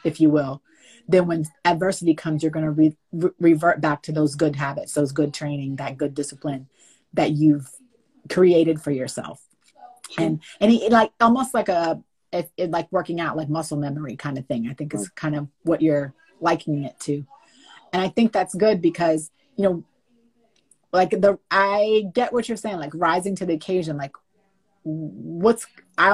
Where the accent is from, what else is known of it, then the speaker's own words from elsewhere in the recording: Winchester, Virginia, United States; moved away as an adult; now in Los Angeles, United States; I'm born and raised in Winchester, Virginia. I live most of my adult life kind of in California, in Los Angeles